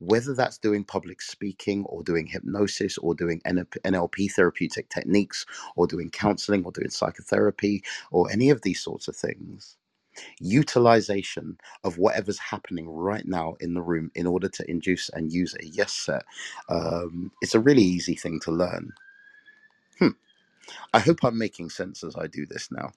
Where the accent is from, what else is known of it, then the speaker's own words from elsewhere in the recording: England, United Kingdom; I'm from England